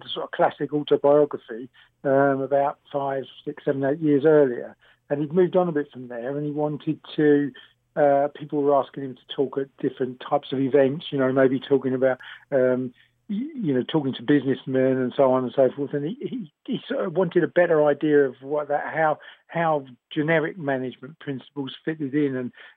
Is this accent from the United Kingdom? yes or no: yes; London, United Kingdom; I was born just after the war, so they stayed in London. So I'm a Londoner